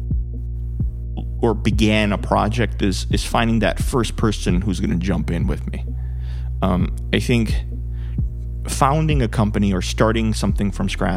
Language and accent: English; New York, United States; I grew up in New York